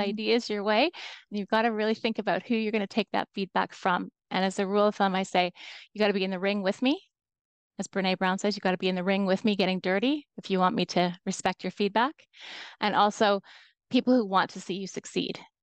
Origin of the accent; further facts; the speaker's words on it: Toronto, Ontario, Canada; I'm from Toronto, Canada. That's where I'm calling in from today.